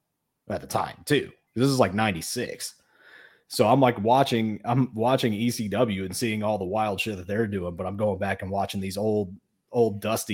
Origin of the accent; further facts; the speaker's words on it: Indianapolis, Indiana, United States; I grew up in Indianapolis